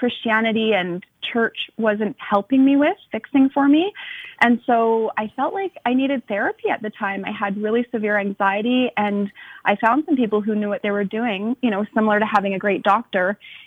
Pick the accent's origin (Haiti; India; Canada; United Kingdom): Canada; I'm Canadian